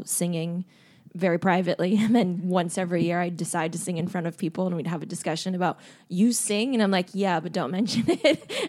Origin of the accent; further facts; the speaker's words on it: Los Angeles, California, United States; I am. I'm from Echo Park.